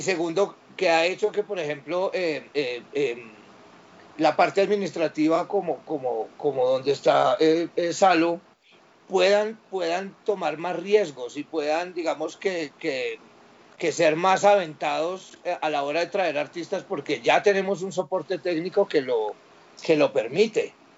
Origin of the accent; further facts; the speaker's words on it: Pereira, Risaralda, Colombia; now in Bogotá, Colombia; Yo soy de Areje cafetero, yo soy de una ciudad que se llama Pereira.